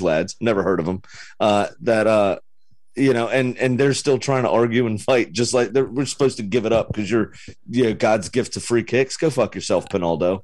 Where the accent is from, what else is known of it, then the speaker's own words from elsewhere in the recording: United States; as an American